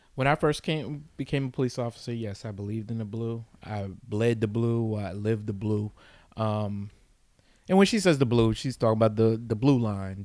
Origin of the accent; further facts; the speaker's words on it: East Orange, New Jersey, United States; I grew up in East Orange and I worked for that city